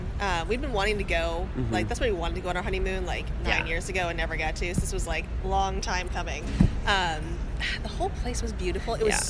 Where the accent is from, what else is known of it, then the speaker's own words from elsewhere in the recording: New England, United States; I'm from New England.